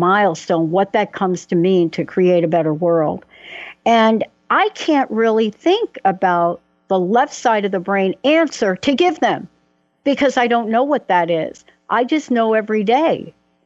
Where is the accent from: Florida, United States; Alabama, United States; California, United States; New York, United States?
New York, United States; New York City; I'm a girl from the Bronx